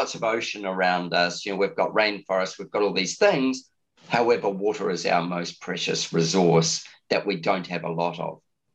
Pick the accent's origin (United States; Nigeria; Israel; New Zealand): New Zealand; now in Australia; When you live in a continent like Australia, even though I'm a Kiwi